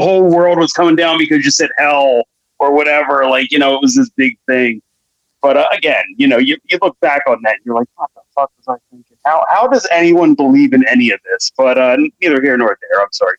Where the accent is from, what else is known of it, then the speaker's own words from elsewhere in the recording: Philadelphia, Pennsylvania, United States; accent: Philly; my regular Philly accent